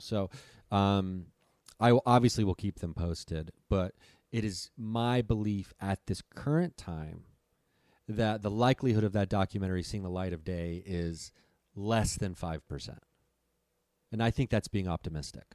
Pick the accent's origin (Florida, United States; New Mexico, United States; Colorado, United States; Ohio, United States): Ohio, United States; Dayton; my hometown, Dayton, Ohio